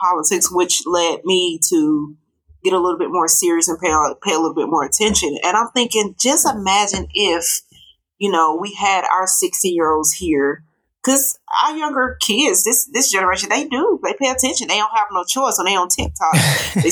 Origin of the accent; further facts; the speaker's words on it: Georgia, United States; my hometown